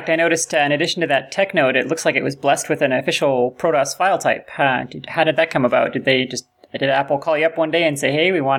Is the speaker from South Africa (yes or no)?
no; Canada; moved away as an adult; now in United States; as a Canadian working in the U.S.